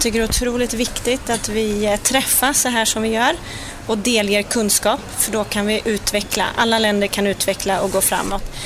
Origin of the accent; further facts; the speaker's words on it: Sweden; som svensk